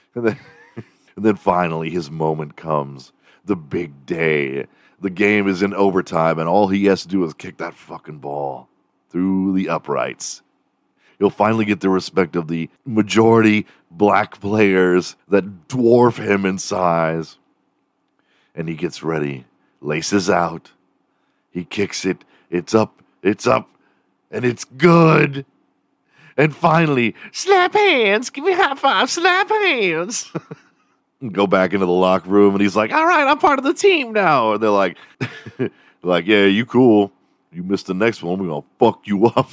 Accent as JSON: {"language": "English", "town": "Houston", "region": "Texas", "country": "United States", "tie": "born or raised there", "also_born_or_lived": "Dallas", "said": "growing up in Houston"}